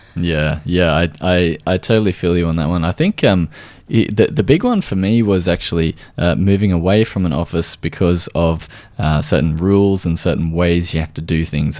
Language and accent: English; Australia